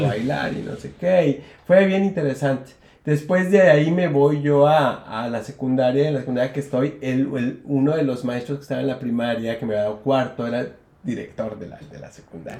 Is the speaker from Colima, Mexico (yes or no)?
yes; Colima, Mexico; also born or lived in United States; desde primaria, después en secundaria ya empecé a hacer decisiones y empecé a bailar folclore, que era lo único que había en, en Colima